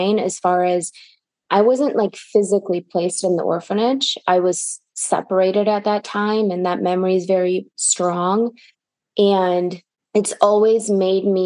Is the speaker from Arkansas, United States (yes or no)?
no; Michigan, United States; English is a second language; moved away as an adult; also born or lived in St. Petersburg, Russia; now in Los Angeles, United States; I grew up in Michigan and now I'm here